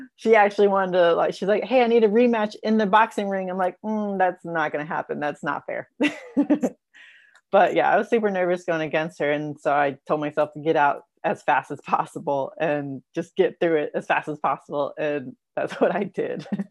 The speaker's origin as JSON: {"language": "English", "town": "Raleigh", "region": "Missouri", "country": "United States", "tie": "born or raised there", "said": "my hometown of Raleigh, Missouri"}